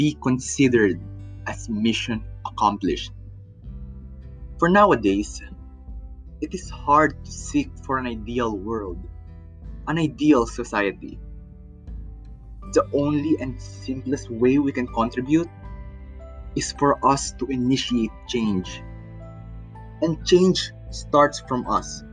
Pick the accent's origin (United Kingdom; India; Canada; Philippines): Philippines; I am from the Philippines